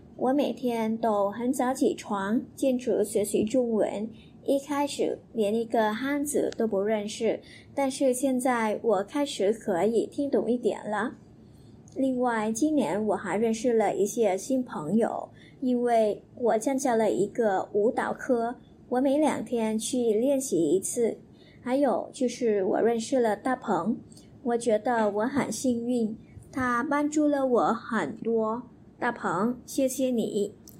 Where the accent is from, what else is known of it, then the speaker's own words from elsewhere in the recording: Vietnam; Chinese is a second language; 我是越南人来的。